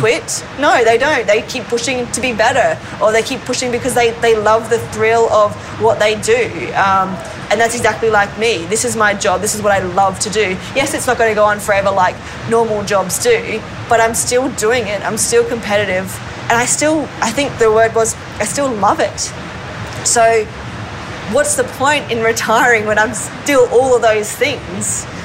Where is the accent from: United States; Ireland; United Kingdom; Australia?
Australia; Gold Coast, Queensland; also born or lived in Sydney, Australia; we moved from Sydney to um, the Gold Coast